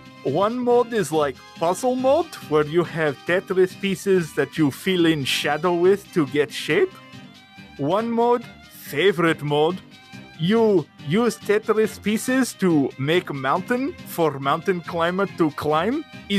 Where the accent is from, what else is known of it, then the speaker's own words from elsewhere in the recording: Russia; Listen, friend John, I am from Russia. We know a thing or two about elimination.